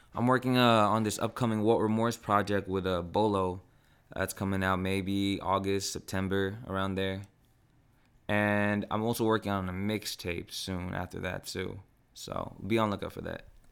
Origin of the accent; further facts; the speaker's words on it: Philippines; now in San Diego, United States; I'm a Filipino rapper